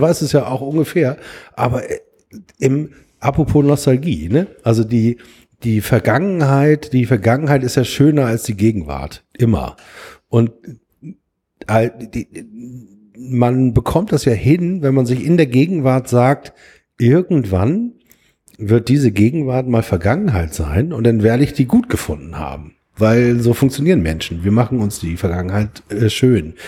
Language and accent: German; Hamburg, Germany; ich bin aufgewachsen in Blankenese